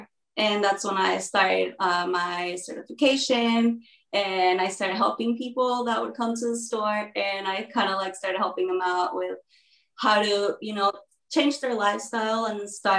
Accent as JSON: {"language": "English", "region": "Mexico City", "country": "Mexico", "tie": "born or raised there", "also_born_or_lived": "United States", "moved": "as an adult", "lives_now": "Texas, United States", "said": "I was born in Mexico City, and then my dad is a U.S. citizen, so I kind of grew up back and forth my whole life. I lived like 4 years in Mexico, 4 years in the U.S., 5 years in Mexico"}